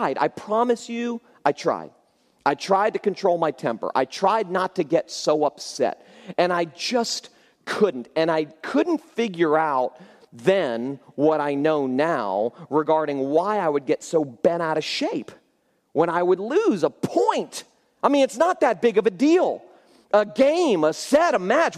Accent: Florida, United States; I grew up in Florida

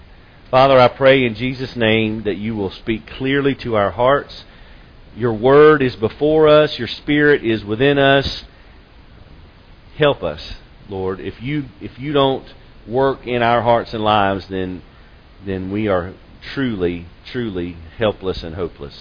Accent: Lexington, United States; growing up in Lexington, back when it was a smaller town, and my father worked at the bank in town

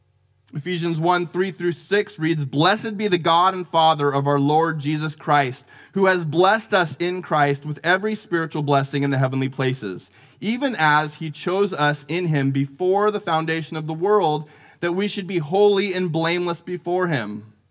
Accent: Santa Rosa, California, United States; I remember as a kid growing up in Larkfield in North Santa Rosa

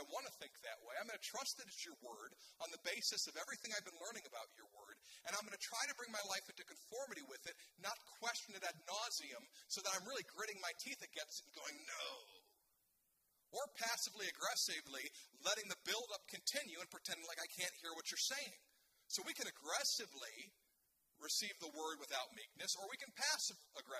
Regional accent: United States; I'm an American

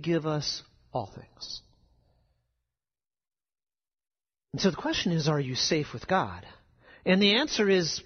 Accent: South Dakota, United States; moved away; where I grew up in South Dakota, we get rain in the summer thunderstorms

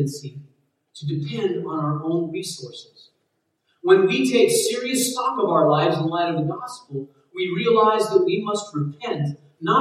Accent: United States

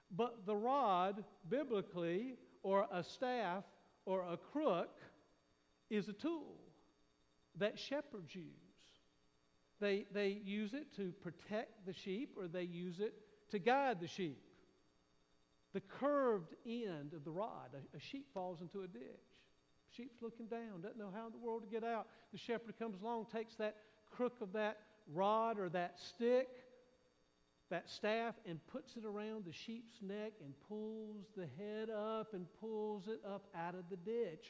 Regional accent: Raleigh, North Carolina, United States; I grew up in Raleigh, at the time it was out in the county

